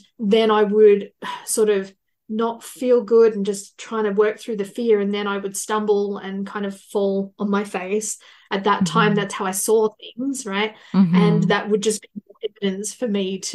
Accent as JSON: {"language": "English", "country": "Australia", "said": "I am from Australia"}